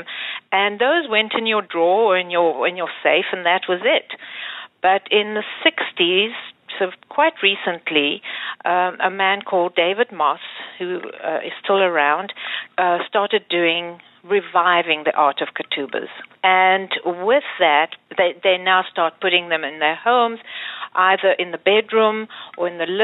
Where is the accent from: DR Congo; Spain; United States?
DR Congo; I was born in the Congo in a Jewish Sephardic family